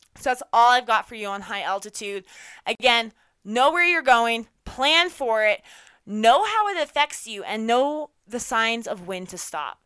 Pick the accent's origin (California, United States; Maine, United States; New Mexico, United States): New Mexico, United States; Los Alamos; now in Indian Harbor Beach, United States; I grew up in Los Alamos